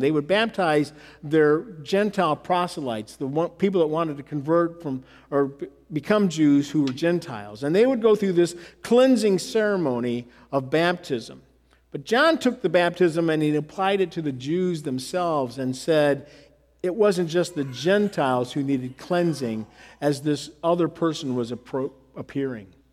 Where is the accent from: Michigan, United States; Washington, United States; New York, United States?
Michigan, United States; moved away as an adult; also born or lived in the South; I'm from Michigan. I grew up in Michigan. And I spent 13 years in the South